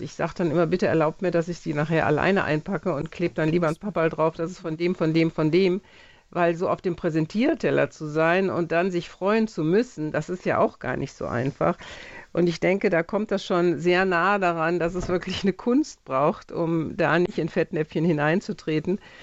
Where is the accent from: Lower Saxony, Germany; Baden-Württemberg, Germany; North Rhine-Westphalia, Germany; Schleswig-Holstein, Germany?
North Rhine-Westphalia, Germany; Jülich; meinen Heimatort Jülich